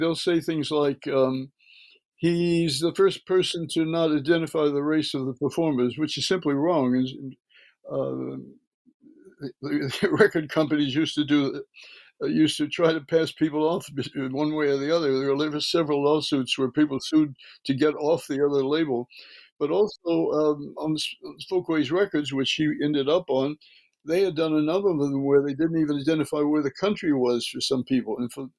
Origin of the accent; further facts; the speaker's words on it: Birmingham, Alabama, United States; from early childhood, I was raised in Birmingham, Alabama.